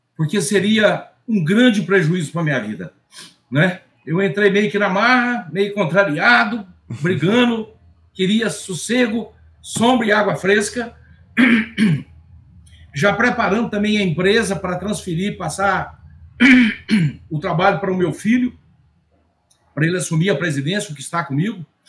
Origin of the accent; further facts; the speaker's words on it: Bahia, Brazil; sou da Bahia